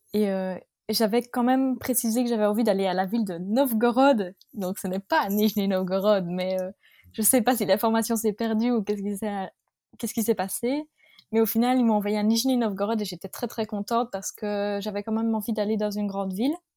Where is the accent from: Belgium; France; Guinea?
Belgium; north of the Arlon area, Wallonia; toute ma famille vient de ma région natale, c'est-à-dire le, le, nord de la région d'Arlon en Belgique. Donc euh, vraiment, on n'a pas bougé